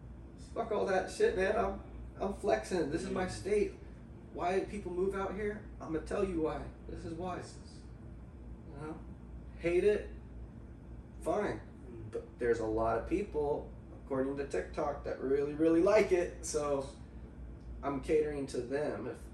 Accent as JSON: {"language": "English", "town": "Grants Pass", "region": "Oregon", "country": "United States", "tie": "born or raised there", "lives_now": "Portland, United States", "said": "being in front of my hometown, Grants Pass"}